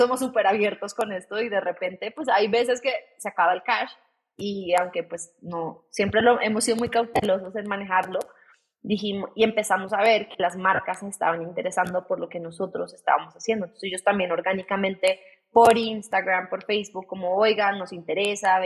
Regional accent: Bogotá, Colombia; soy colombiana, soy de Bogotá

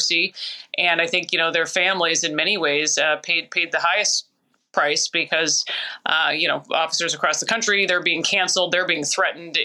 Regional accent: Minneapolis, Minnesota, United States; also born or lived in Florida; the station I grew up watching in Minneapolis, Minnesota.

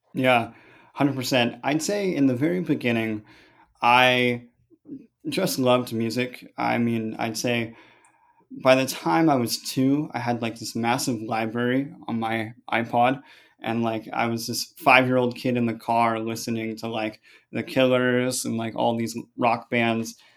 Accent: San Francisco, California, United States; I'm from San Francisco. I grew up in the suburbs, just about twenty minutes south.

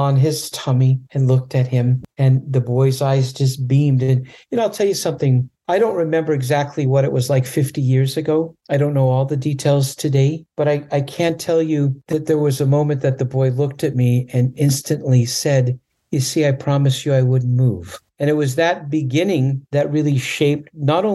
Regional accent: Canada; now in California, United States; When I was a little boy growing up in Canada, I was afraid of animals

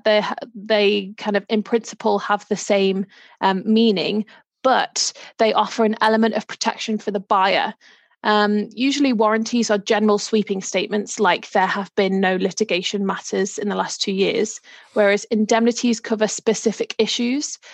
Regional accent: Liverpool, North West England, United Kingdom; moved away as an adult; now in Norfolk, United Kingdom; I am originally from Liverpool, but moved down to Norfolk a few years ago.

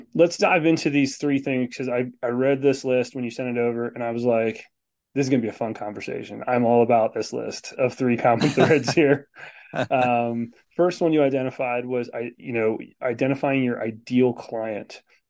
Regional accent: Virginia, United States; I grew up in Virginia. It's all nice and red.

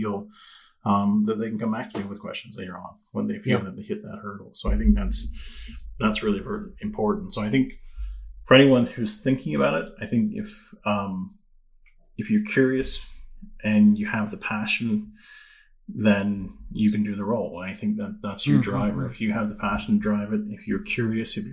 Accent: Newfoundland and Labrador, Canada; growing up in Newfoundland

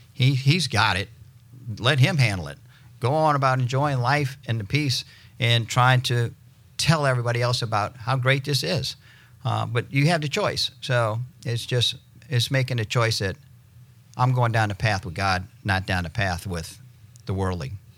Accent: New Orleans, Louisiana, United States; moved away as an adult; now in Destin, United States; I'm originally from New Orleans. Uh, moved here in 96

